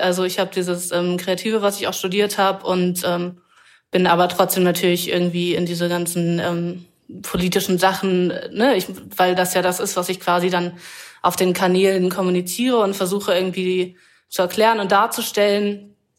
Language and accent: German; Wendland, Lower Saxony, Germany; moved away; ich bin zum Teil im Wendland aufgewachsen